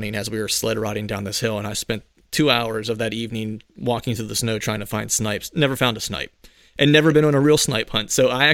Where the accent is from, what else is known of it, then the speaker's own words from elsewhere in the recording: near Pittsburgh, Pennsylvania, United States; now in near Philadelphia, United States; I grew up near Pittsburgh, so I'm a diehard Steeler fan